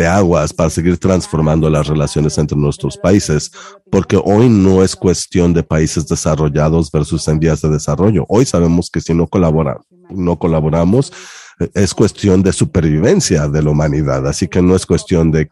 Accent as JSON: {"language": "Spanish", "country": "Mexico", "lives_now": "United Kingdom", "said": "soy mexicana. Estoy radicando en Reino Unido, pero soy mexicana."}